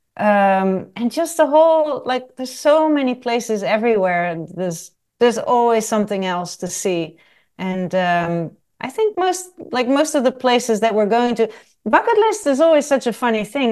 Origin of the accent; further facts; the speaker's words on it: Netherlands; moved away as an adult; also born or lived in south of France / Nottingham, United Kingdom / Paris, France / London, United Kingdom; I was born in the Netherlands and I left the Netherlands when I was eighteen years old.